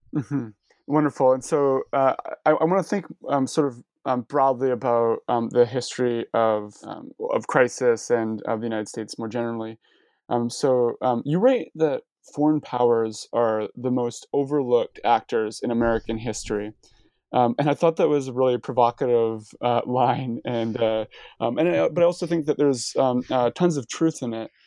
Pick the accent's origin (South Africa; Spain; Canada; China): Canada; as a Canadian who studies U.S. history